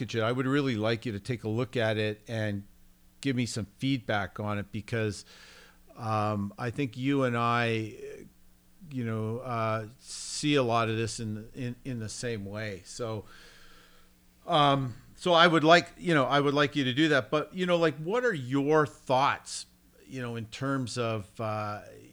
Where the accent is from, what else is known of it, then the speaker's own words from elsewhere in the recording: Canada; moved away; I come from Canada where school sports are basically dead